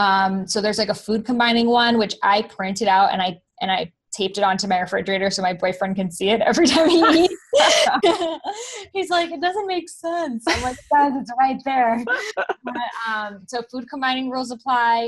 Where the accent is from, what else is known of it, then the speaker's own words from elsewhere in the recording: Boston, Massachusetts, United States; I grew up in Boston